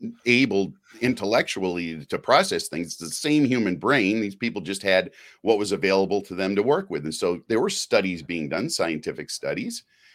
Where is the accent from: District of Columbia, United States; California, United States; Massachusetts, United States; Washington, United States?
Massachusetts, United States; Boston; we're from Boston, Sherry, you know, we're Boston born and bred.